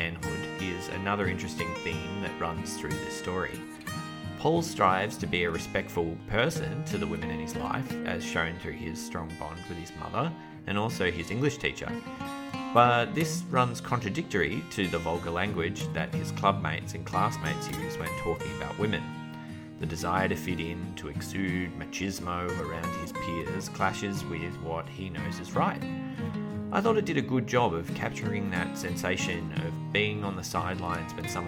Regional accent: Melbourne, Victoria, Australia; my childhood proximity to Frankston and the southeastern suburbs of Melbourne.

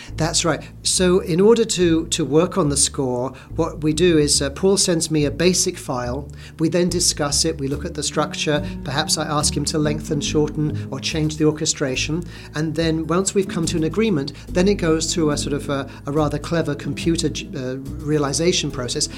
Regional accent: London, United Kingdom; moved away; I grew up in London, being a Brit

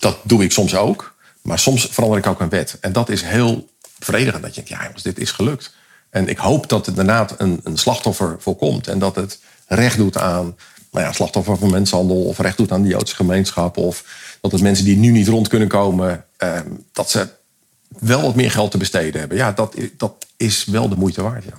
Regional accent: Leeuwarden, Friesland, Netherlands; moved away; wij zijn allebei komen uit Leeuwarden, Westeinde

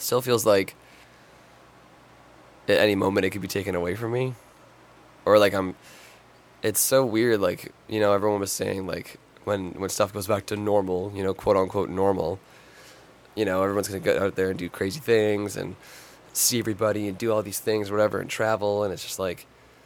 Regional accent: Toronto, Ontario, Canada; I'm from Toronto

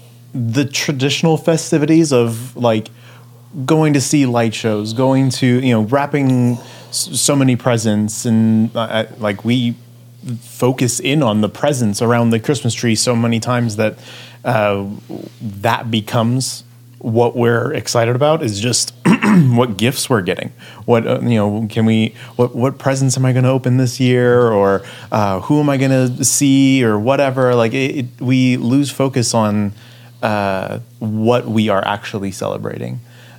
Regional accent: Hungary; I'm Hungarian. We don't do tamales.

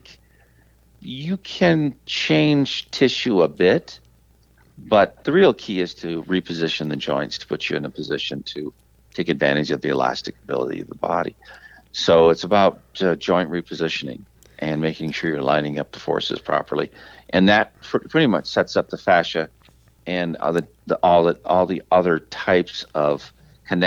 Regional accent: Detroit, Michigan, United States; since I was a kid, since I grew up in Detroit

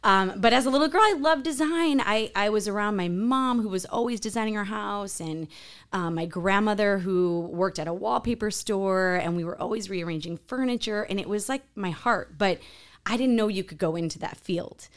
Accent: Chicago, Illinois, United States; moved away as an adult; also born or lived in New York City; now in Miami, United States; I'm from Chicago, gr-, gr-, grew up in a farm town, and then moved to New York City, back to Chicago, now in Miami

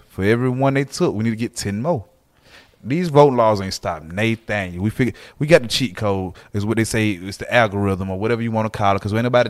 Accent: Atlanta, Georgia, United States; I'm all Atlanta

